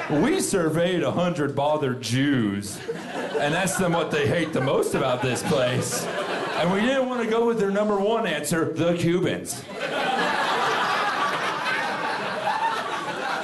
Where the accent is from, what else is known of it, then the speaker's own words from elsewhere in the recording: Florida, United States; I'm from Florida. That's where I'm from